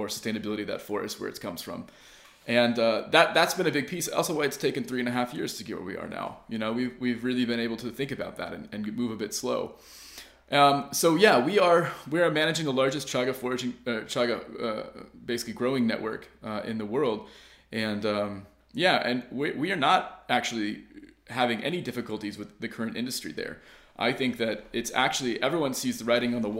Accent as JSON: {"language": "English", "country": "United States", "also_born_or_lived": "Southern Oregon", "moved": "as an adult", "lives_now": "Finland", "said": "I'm actually an American guy. I've only been in Finland now for 5.5 years"}